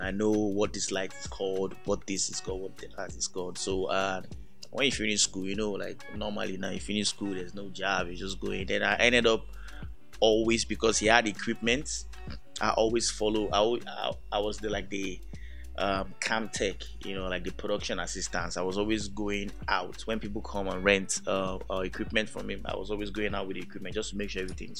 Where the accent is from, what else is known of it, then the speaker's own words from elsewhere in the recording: Lagos, Nigeria; I was born in Lagos, lived all my life in Lagos.